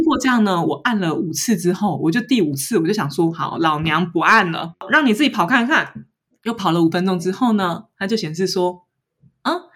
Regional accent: Taiwan; moved away as an adult; now in Paris, France; 我台湾人

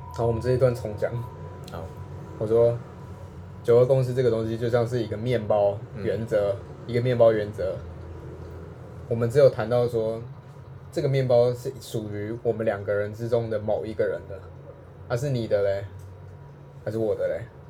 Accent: Taiwan; 我就是台湾人啊

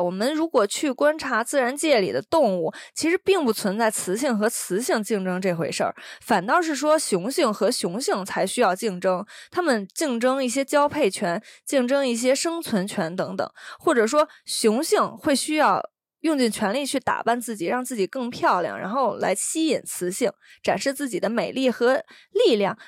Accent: China; moved away as an adult; now in Taiwan; 我从小是在，呃，这边大陆的教育

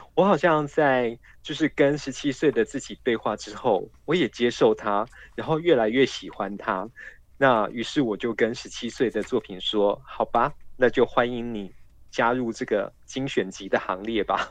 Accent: Kaohsiung, Taiwan; 我的故乡高雄

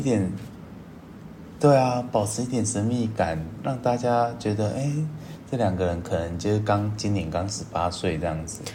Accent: Taiwan; 我是台湾人，然后我的英文超烂

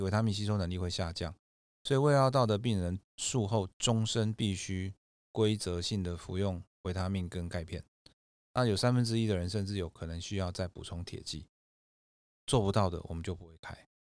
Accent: Kaohsiung, Taiwan; moved away as an adult; now in Taipei, Taiwan; 我本身是高雄人，嗯，然后后来是考上阳明医学大学，就是北上来

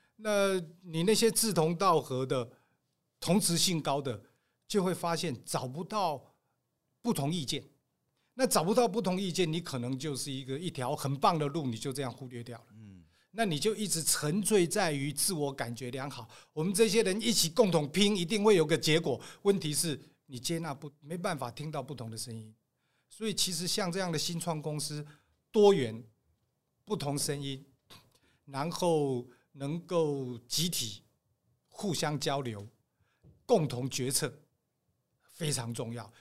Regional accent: Taiwan; 我台湾人啊，嗯。传统的那个类似道，像佛又不像道的那种

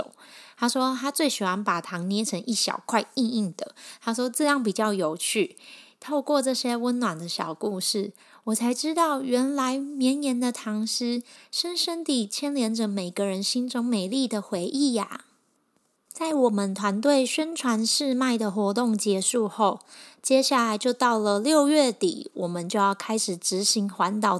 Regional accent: Kaohsiung, Taiwan; 因为这样的生活体验对我与我这个就是从小在高雄市区长大的都市鼠来说，是很不一样的生活体验。

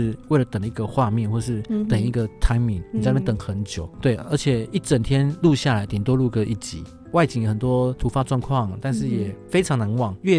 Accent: Taiwan; 所以他是我们台湾人做的。

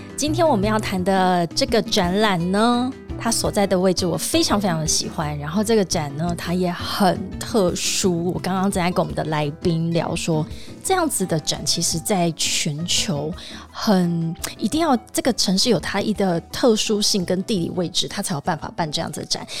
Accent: Tainan, Taiwan; 而且你知道我台南人嘛？

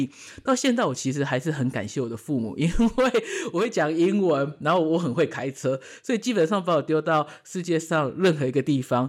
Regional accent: Canada; 我觉得加我因为我在加拿大长大，我觉得加拿大的人其实都是很和善的

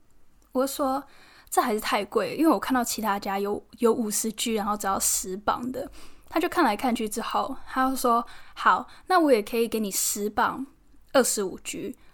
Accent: Taiwan; now in London, United Kingdom; 现在刚好有很多那个台湾的模特朋友都在伦敦，可以常常见面吃吃饭聊聊天。虽然也是有其他这边的外国朋友，但是我觉得跟来自同一个地方、同一个家乡的人相处，那个那个亲切感、那归属感，就是就是不一样。

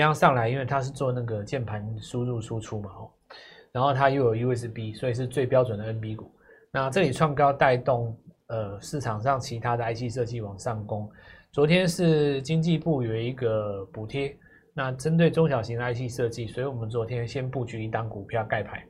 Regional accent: Taiwan; 我台湾人

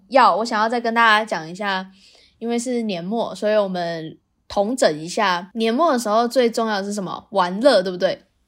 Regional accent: Taiwan; 我们台湾人是有一方赢了，我们就重新再来一次回合

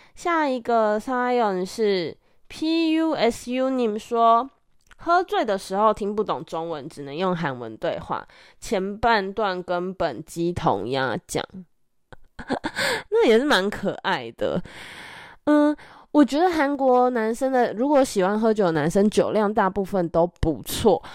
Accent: Taiwan; 身为台湾人的我们

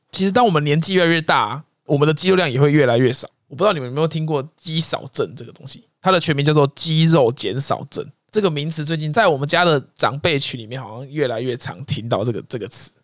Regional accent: Taiwan; 啊，你也知道我们台湾的这种个性嘛

